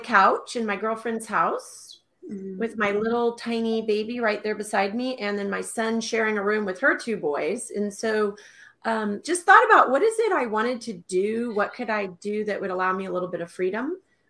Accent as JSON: {"language": "English", "region": "Texas", "country": "United States", "also_born_or_lived": "Alaska / Tucson, Arizona", "moved": "as an adult", "said": "I am originally from Texas, and I moved to Alaska, 38 years ago, and found myself as a single mother all of a sudden with two little kids under the age of three. So I actually moved myself down to Tucson, Arizona"}